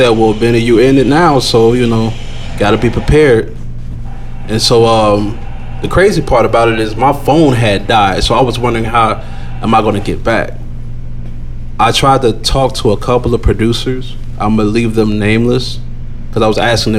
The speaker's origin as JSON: {"language": "English", "town": "Chicago", "region": "Illinois", "country": "United States", "said": "I was from Chicago"}